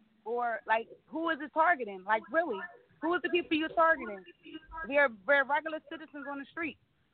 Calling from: Philadelphia, Pennsylvania, United States; I'm calling from North Philly.

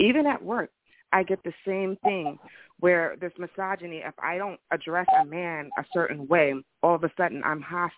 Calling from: New Jersey, United States; I'm calling from Jersey.

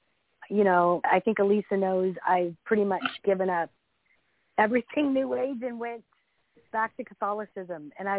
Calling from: Northern California, United States; I'm calling from California, Northern California.

